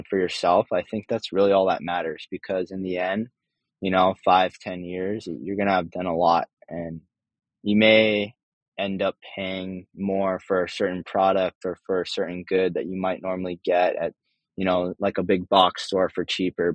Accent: Hawaii, United States; growing up in Hawaii, and spending a lot of our time around the ocean

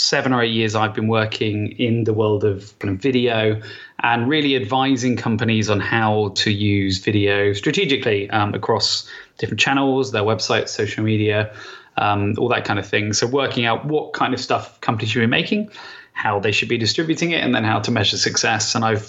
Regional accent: Southampton, South East England, United Kingdom; accent: Hampshire; No, I'm from Southampton originally.

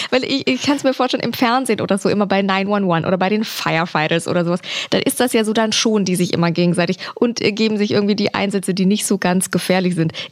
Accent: Eschwege, Hesse, Germany; Alter? 29. Woher kommst du? Eschwege.

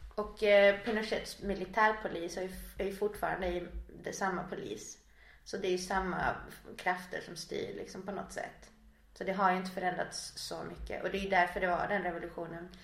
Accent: Kramfors, Västernorrland County, Sweden; born or raised there; also born or lived in Valparaíso, Chile

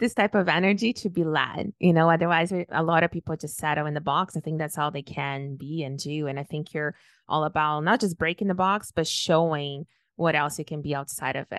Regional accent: Brazil; moved away; also born or lived in Toronto; when I was born and raised in Brazil, everybody was Brazilian

